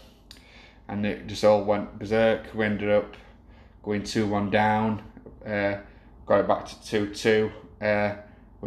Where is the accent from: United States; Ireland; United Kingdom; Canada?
United Kingdom; Rotherham, Yorkshire and the Humber; I'm originally from Rotherham